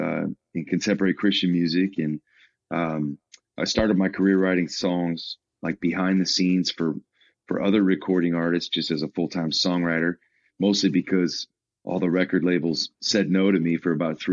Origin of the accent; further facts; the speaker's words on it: Chicago, Illinois, United States; I'm actually from Chicago